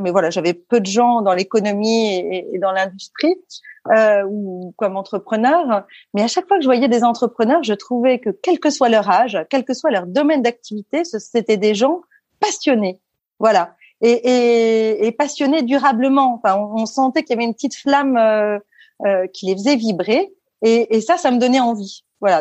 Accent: Paris suburbs, Île-de-France, France; also born or lived in La Celle-Saint-Cloud / Versailles; je suis née euh, à Paris et j'ai grandi jusqu'à mes dix ans en banlieue parisienne, à La Salle-Saint-Cloud, puis à Versailles

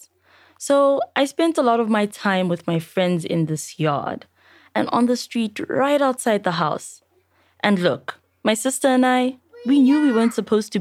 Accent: Johannesburg, Gauteng, South Africa; I was born in Alex. I grew up here too.

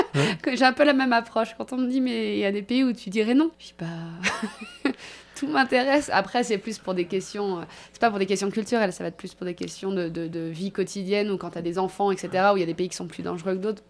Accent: France; nous, en tant que Français

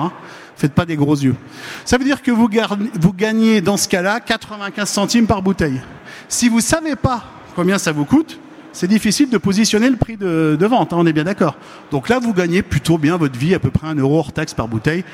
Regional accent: Lorraine, Grand Est, France; je ne suis pas Normand, je suis Lorrain

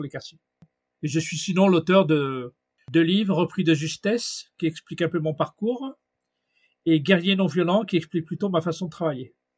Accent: Mantes-la-Jolie, Île-de-France, France; je suis de Mantes-la-Jolie, dans le 78.

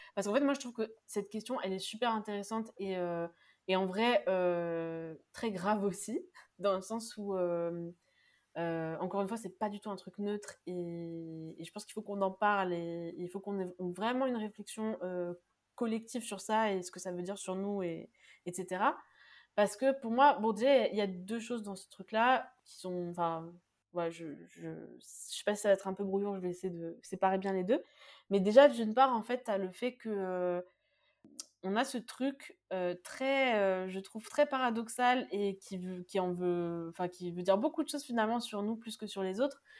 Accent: France; on est français, nous

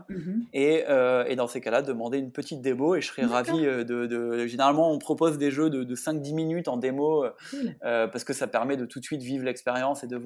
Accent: Hauts-de-France, France

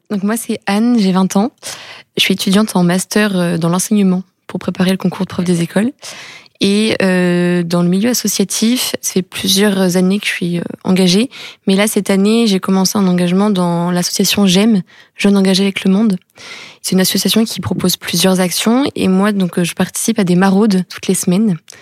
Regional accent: Tours, Centre-Val de Loire, France; moved away as an adult; now in Rennes, France; je viens de Tours. J'ai grandi à Tours et je suis arrivée à Rennes cette année

